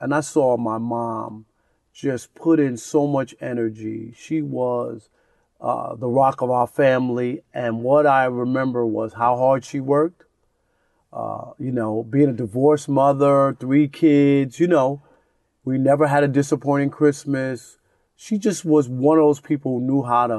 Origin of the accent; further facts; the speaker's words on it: New York City, New York, United States; I grew up in Jamaica, Queens